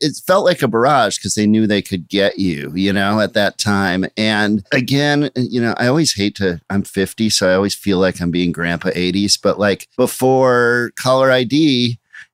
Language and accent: English; Minnesota, United States; now in Brooklyn, United States; I grew up in Minnesota